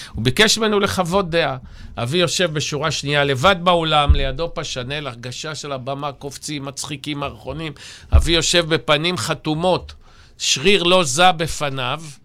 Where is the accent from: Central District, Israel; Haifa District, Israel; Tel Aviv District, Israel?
Tel Aviv District, Israel; Ramat Gan; born or raised there; also born or lived in Germany